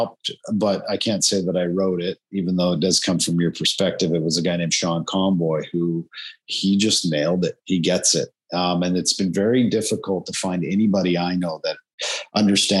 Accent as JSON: {"language": "English", "town": "Calgary", "region": "Alberta", "country": "Canada", "tie": "born or raised there", "also_born_or_lived": "Medicine Hat, Alberta", "moved": "yes", "lives_now": "Vancouver, Canada", "said": "I grew up in Calgary, Alberta, in Canada, on the prairie"}